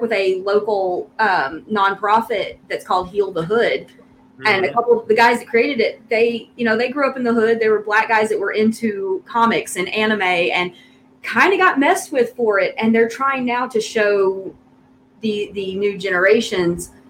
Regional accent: Memphis, Tennessee, United States; accent: Southern; I'm from Memphis. I mean, I was actually the minority in my school, but I grew up with all those people

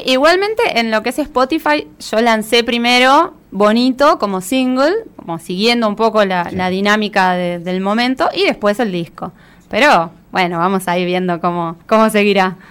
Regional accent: Buenos Aires, Argentina; moved away as an adult; now in Ciudad Evita, Argentina; Yo actualmente vivo en Ciudad Evita, eh, pero toda la vida crecí en Capital. Hace cuatro años recién me mudé para allá y crecí por Flores y por Caballito.

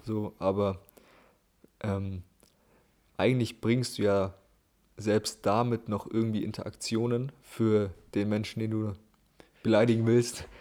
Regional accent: Germany; als Europäer oder Deutscher

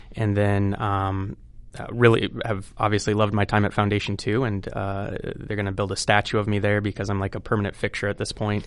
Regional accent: Cedar Rapids, Iowa, United States; born and raised in Cedar Rapids

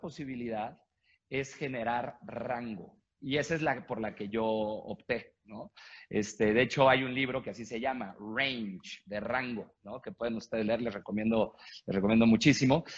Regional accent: Mexico; yo soy eh, mexicano, tengo 42 años.

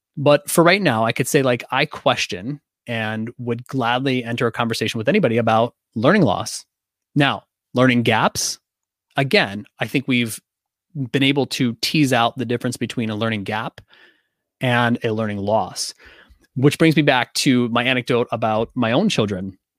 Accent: Pittsburgh, Pennsylvania, United States; I'm from Pittsburgh

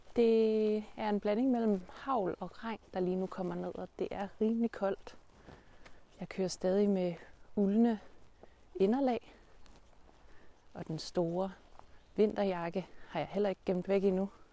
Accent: Denmark; vores udgangspunkt som danskere

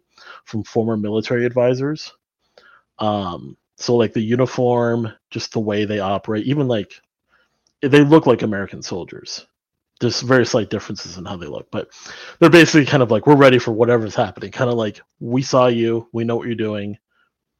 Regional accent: Taiwan; moved away; I grew up in Taiwan since the late 90s

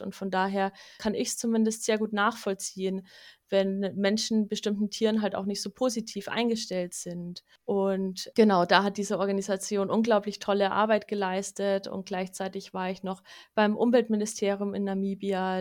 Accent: Munich, Bavaria, Germany; in meiner Stadt, also wo ich aufgewachsen bin in München

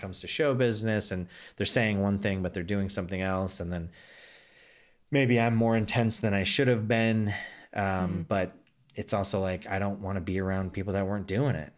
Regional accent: United States; now in Los Angeles, United States; as an American

